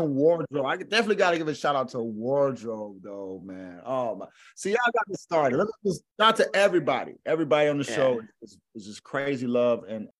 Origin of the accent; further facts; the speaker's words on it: the South, United States; It's like, see, I'm from the South, right? And there's a saying down here